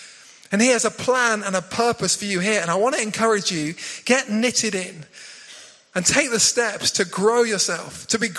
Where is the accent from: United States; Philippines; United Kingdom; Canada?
United Kingdom; South West England; now in High Wycombe, United Kingdom; We'd come from Cornwall. Love growing up in Cornwall. Beautiful down there by the sea.